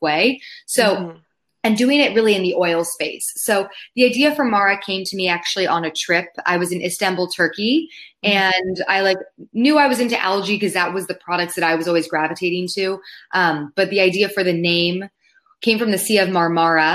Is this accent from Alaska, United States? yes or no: no; Palos Verdes, California, United States; moved away; I grew up in Southern California with the ocean as my backyard, which I now realize I took for granted because I don't live next to the ocean anymore